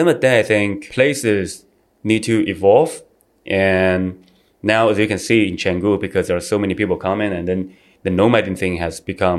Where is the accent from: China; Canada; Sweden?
China; moved away as an adult; also born or lived in Australia / Shanghai, China; now in Bali, Indonesia; Well, we have a very strong culture there. There's a very, it's a very traditional place, in my opinion. Well, at least, back then when I was growing up.